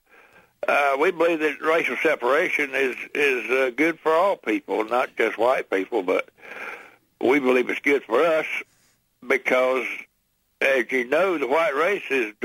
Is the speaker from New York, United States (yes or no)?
no; Missouri, United States; I'm from Missouri, not Montana